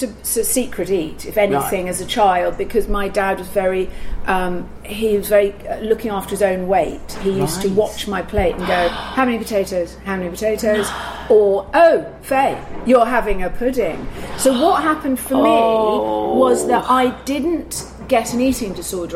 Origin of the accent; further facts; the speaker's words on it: Surrey, South East England, United Kingdom; accent: no accent; moved away as an adult; also born or lived in Wimbledon, London; now in London, United Kingdom; minutes outside of London in Surrey, which means that I have no identity whatsoever. You're not London. You have no accent.